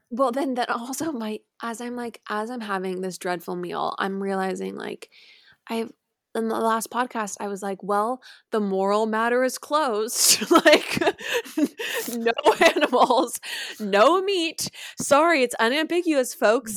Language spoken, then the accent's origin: English; San Clemente, California, United States; moved away